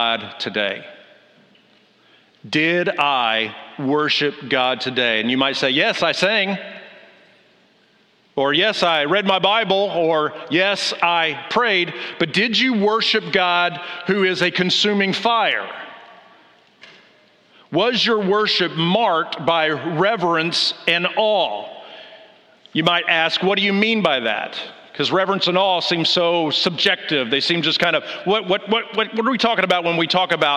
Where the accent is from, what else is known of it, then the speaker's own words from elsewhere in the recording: Del City, Oklahoma, United States; moved away as an adult; also born or lived in Kansas City, Missouri; I'm from Oklahoma, specifically from Del City, Oklahoma. If you Air Force people know Tinker. I used to sit in my front yard and watch the B-52